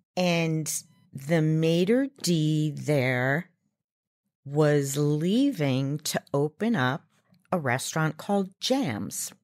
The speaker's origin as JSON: {"language": "English", "area": "Long Island", "region": "New York", "country": "United States", "tie": "born or raised there", "said": "I grew up on Long Island in New York"}